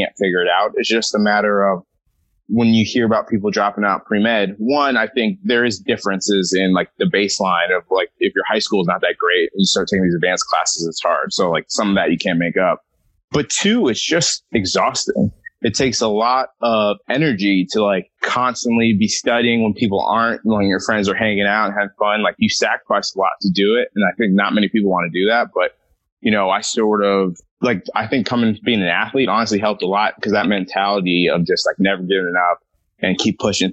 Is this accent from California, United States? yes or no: yes; Southern California, United States; I am from Southern California.